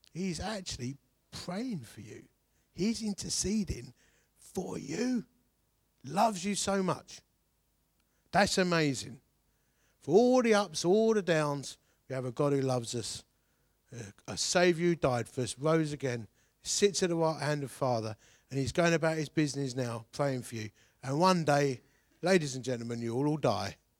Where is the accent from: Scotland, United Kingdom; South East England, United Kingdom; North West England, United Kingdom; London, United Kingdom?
London, United Kingdom; Hornchurch; Growing up in Horn Church